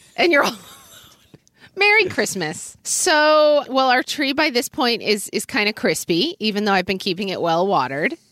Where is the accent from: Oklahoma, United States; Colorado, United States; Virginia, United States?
Oklahoma, United States; now in Seattle, United States; as a kid growing up in Oklahoma